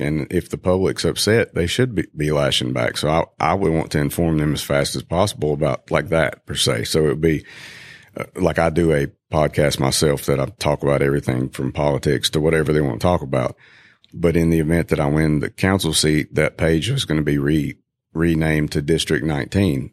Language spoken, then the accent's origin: English; Valdese, North Carolina, United States; now in Greenville, United States; I grew up in Valdez, North Carolina